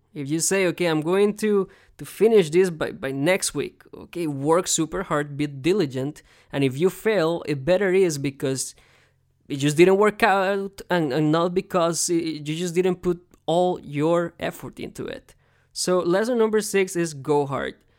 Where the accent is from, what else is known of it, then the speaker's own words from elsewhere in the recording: Costa Rica; now in United States; I was born here in America, but I grew up in Costa Rica, but I'm still an American.